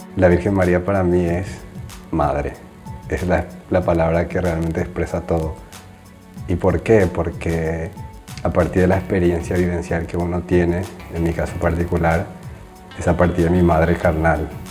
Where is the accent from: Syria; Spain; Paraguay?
Paraguay; moved away as an adult; now in Rome, Italy; soy paraguayo, tengo 33 años, actualmente vivo en Roma